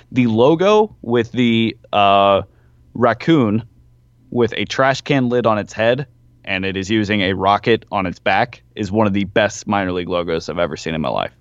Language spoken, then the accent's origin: English; Nashville, Tennessee, United States; my hometown, Nashville Sounds